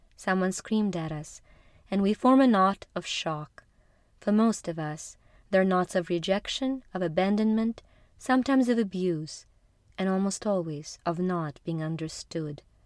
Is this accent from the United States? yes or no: no; Ukraine; moved away; Growing up in Ukraine in the 80s